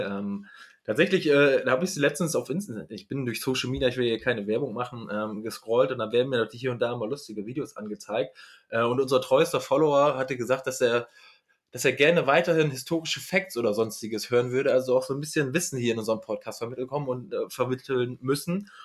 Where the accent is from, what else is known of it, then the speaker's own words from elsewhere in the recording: Northern Germany, Germany; ich komme ja aus dem Norddeutschen